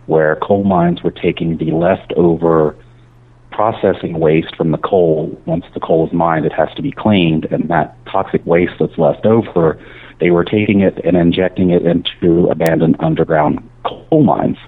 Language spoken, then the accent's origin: English; Boone County, West Virginia, United States; I grew up in Boone County, West Virginia